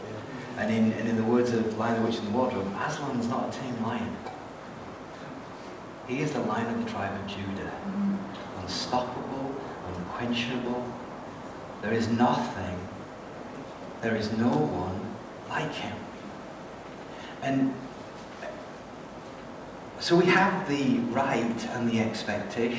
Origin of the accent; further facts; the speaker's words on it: England, United Kingdom; moved away as an adult; also born or lived in Austria / Hungary; now in New Zealand; I'm an Englishman and a Kiwi